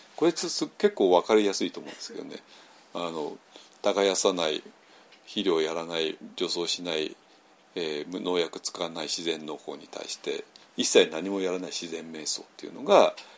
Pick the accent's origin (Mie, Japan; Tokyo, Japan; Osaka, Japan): Tokyo, Japan; 私はもうちょっと東京生まれの、東京育ちの人間なんで